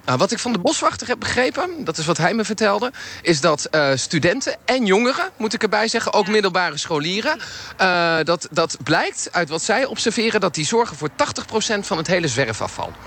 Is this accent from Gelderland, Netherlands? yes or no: yes; Nijmegen, Gelderland, Netherlands; als Nijmegenaar